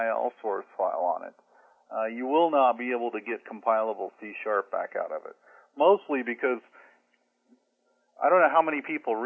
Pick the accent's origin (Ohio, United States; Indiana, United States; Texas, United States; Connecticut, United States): Indiana, United States; moved away as an adult; now in San Diego, United States; I grew up in Indiana, and the company I worked for back in 1978 sent me to California for training